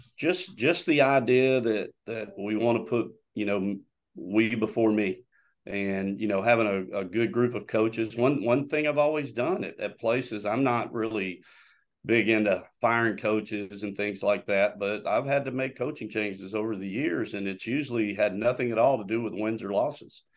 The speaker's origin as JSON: {"language": "English", "region": "Florida", "country": "United States", "also_born_or_lived": "Arkansas / North Georgia", "moved": "as an adult", "said": "I'm originally from Florida"}